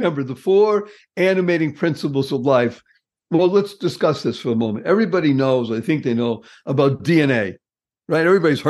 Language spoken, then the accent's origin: English; New England, United States; Yes, I come from New England.